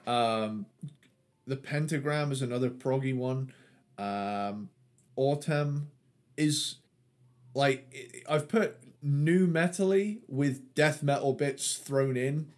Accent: Cornwall, South West England, United Kingdom; I'm from the southwest. I'm a I'm a Cornish boy

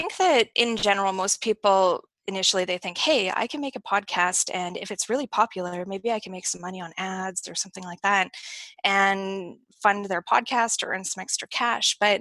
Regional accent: Kelowna, British Columbia, Canada; moved away as an adult; now in Puerto Vallarta, Mexico; I'm a Canadian. I'm originally from Kelowna, British Columbia, which is in the western part of Canada.

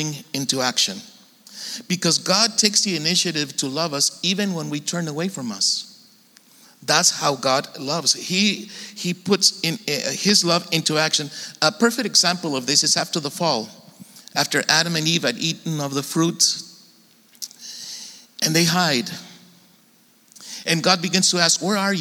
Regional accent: Tijuana, Baja California, Mexico; now in San Diego, United States; I grew up in Tijuana and been living in San Diego for a long time

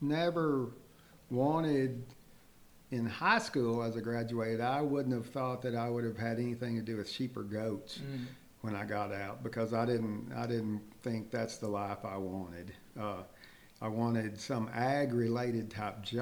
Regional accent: Utopia, Texas, United States; I was raised in Utopia, Texas

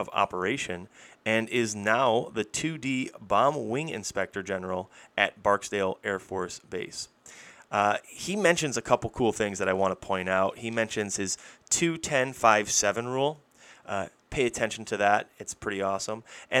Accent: Buffalo, New York, United States; moved away; We're both originally from Buffalo, New York

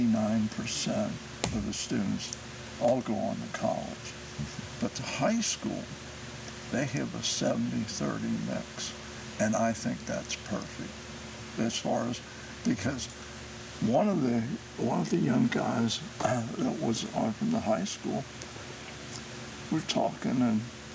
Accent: Cincinnati, Ohio, United States; now in Batesville, United States; a kid growing up in Price Hill

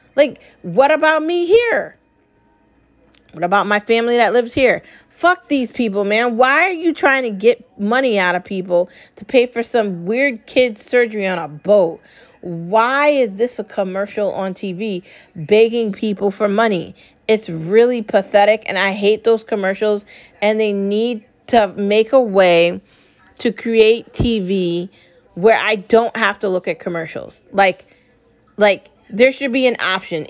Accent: United States; I'm an American citizen. I was born in this country. I was raised in this country. I grew up in this country

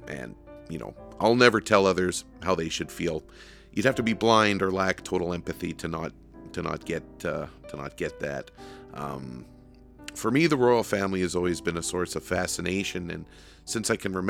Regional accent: Canada; being Canadian.

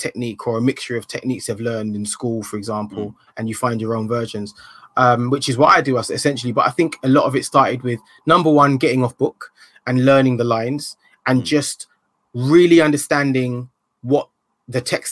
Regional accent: London, United Kingdom; also born or lived in Ilford; when I grew up in Hackney

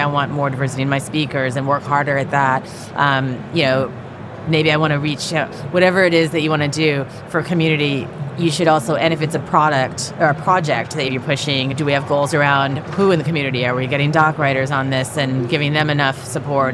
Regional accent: San Francisco Bay Area, California, United States; I grew up in the Bay Area

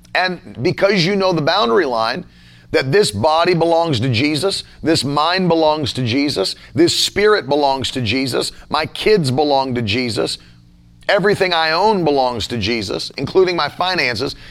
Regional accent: United States; as an American citizen because I'm not a citizen of your nation. I'm a citizen of America

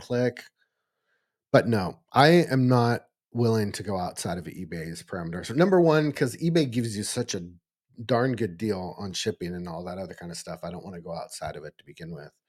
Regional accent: Eureka, California, United States; actually in my hometown

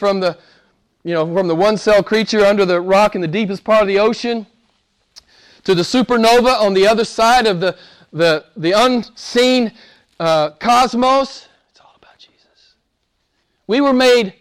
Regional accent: United States; I'm an American

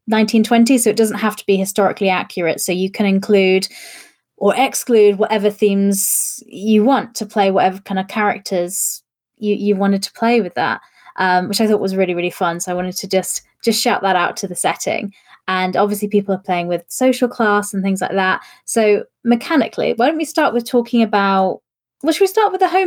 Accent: United Kingdom; I, as a British person

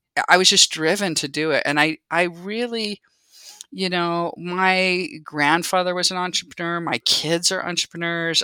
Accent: San Jose, California, United States; moved away as an adult; also born or lived in Utah; I grew up in the Bay Area in San Jose. I feel like I was one of the few people that actually was born and raised in, you know, Silicon Valley

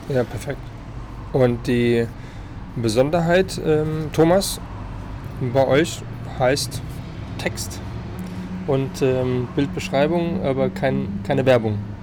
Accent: Frankfurt, Hesse, Germany; als ähm, Frankfurter.

